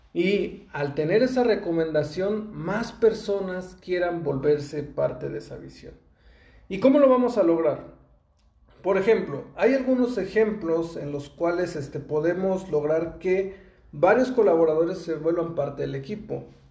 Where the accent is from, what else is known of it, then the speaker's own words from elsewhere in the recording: Mexico; yo soy de México y en México tenemos esa costumbre